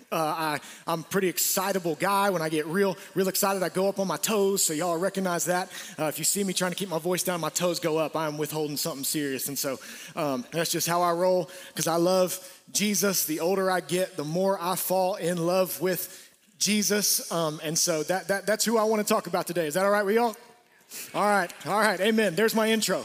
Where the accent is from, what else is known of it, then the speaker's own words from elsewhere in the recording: Atlanta, Georgia, United States; We grew up in Atlanta.